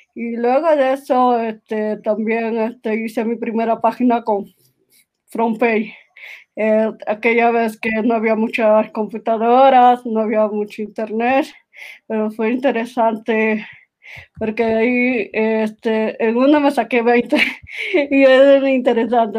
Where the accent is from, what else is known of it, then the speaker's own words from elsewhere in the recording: Peru; Yo actualmente estoy en Perú, soy de Perú